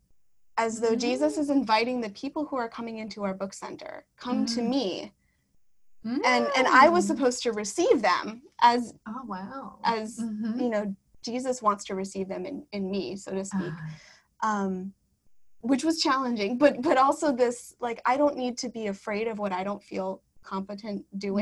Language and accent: English; Wisconsin, United States; moved away; I'm from Wisconsin, so New York City, Wisconsin are two very different places.